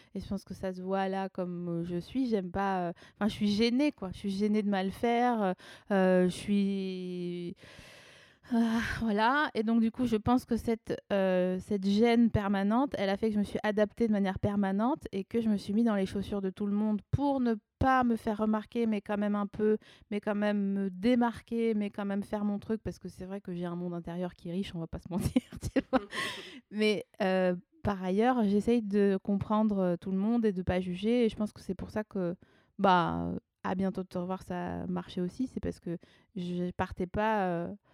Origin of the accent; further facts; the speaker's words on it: Haut-Rhin, Alsace, Grand Est, France; moved away; also born or lived in Vosges; après avoir être née dans les Vosges, j'ai grandi en Alsace, dans le Haut-Rhin.